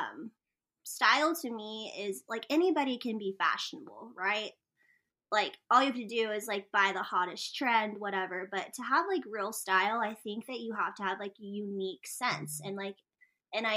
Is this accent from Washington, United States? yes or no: no; New Mexico, United States; I'm from New Mexico